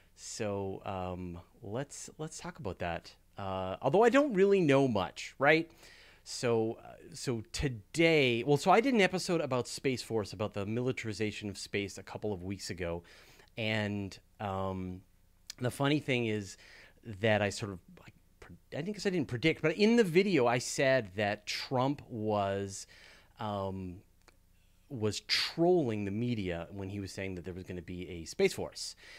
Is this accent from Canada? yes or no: yes; Canada; I'm Canadian